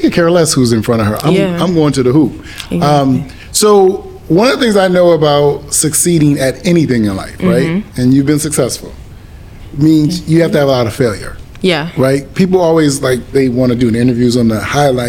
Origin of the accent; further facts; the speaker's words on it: Springfield, Massachusetts, United States; it's my hometown, Springfield